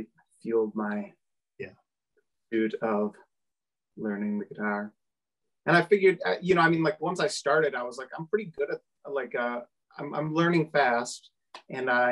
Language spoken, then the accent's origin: English; Oshkosh, Wisconsin, United States; moved away as an adult; now in Milwaukee, United States; I'm from Oshkosh